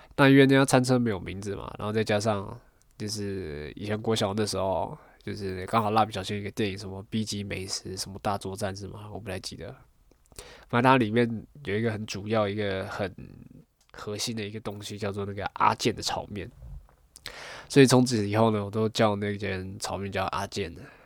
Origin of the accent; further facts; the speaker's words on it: Taiwan; 虽然说我是客家人，可是 我也不太会讲客家话